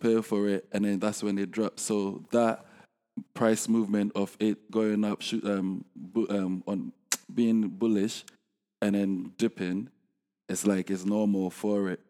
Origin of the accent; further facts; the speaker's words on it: Ghana; I'm from Ghana, right?